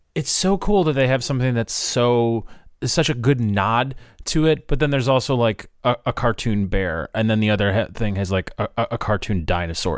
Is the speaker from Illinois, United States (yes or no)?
yes; Chicago, Illinois, United States; I'm from Chicago